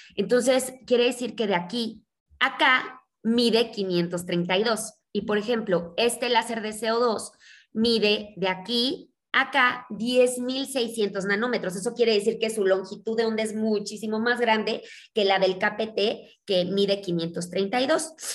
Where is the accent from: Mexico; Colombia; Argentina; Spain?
Mexico; also born or lived in Mexico City; yo soy mexicana, eh, vivo en la Ciudad de México